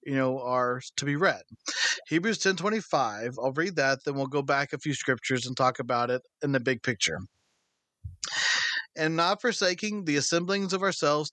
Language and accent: English; United States; born and raised and living in this country.